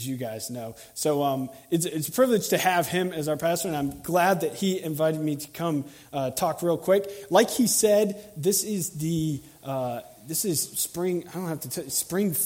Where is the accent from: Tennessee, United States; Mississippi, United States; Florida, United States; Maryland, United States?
Florida, United States; Tallahassee; I'm from Tallahassee, and I work here.